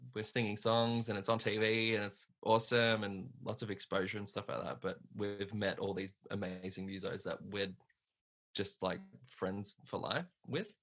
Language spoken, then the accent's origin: English; Hoppers Crossing, Victoria, Australia; I grew up in Hoppers Crossing, which is like um, west west Melbourne kind of thing